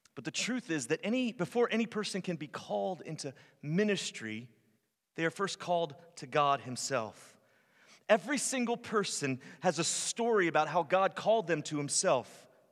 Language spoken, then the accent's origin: English; Virginia, United States; moved away as an adult; also born or lived in North Carolina / Arizona / California / Florida; now in Tennessee, United States; I'm from Virginia. I spent the first twenty-six years of my life in, in Virginia